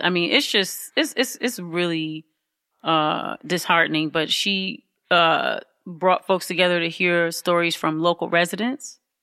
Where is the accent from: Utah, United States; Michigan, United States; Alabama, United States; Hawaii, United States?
Michigan, United States; Highland Park; now in Detroit, United States; I was born in Highland Park. Mm-hmm, Highland Park Hospital